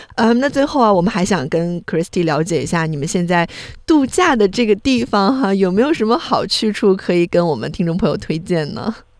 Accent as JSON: {"language": "Chinese", "country": "China", "said": "跟我们中国人过这个圣诞节"}